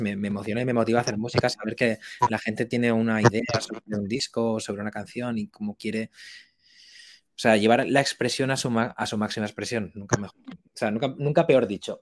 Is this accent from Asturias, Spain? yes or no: no; Valencia, Valencian Community, Spain; soy de Valencia